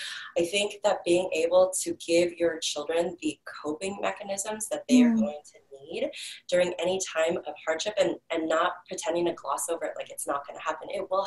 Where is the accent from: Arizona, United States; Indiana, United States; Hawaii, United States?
Hawaii, United States; So, you know, we are originally from Hawaii. That's where my family started, our intimate little family, my husband and my daughter, we met on Kauai.